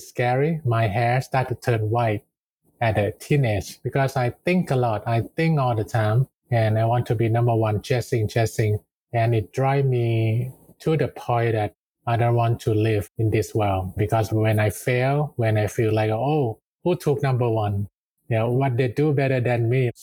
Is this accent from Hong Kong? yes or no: no; Thailand; I grew up in the neighbor towns of Bangkok, and my family actually run